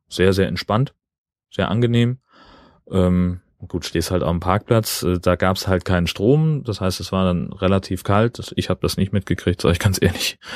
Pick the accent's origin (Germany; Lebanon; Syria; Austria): Germany; Kiel, Schleswig-Holstein; als Kieler